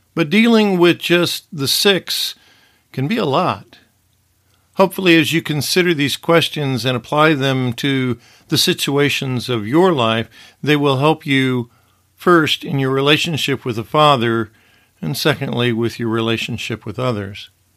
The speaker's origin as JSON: {"language": "English", "town": "Wichita", "region": "Kansas", "country": "United States", "tie": "born or raised there", "moved": "yes", "lives_now": "Los Angeles, United States", "said": "I may have been born in Wichita, Kansas, and may have an address in Los Angeles, California"}